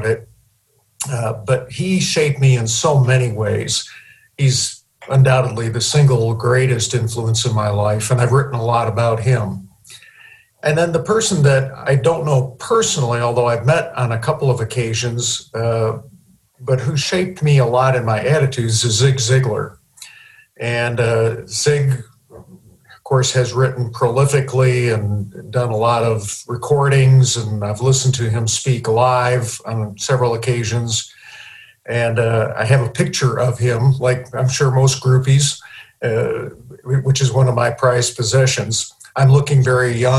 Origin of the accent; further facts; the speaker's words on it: Syracuse, New York, United States; moved away as an adult; now in Oklahoma City, United States; I left Syracuse, which is my hometown.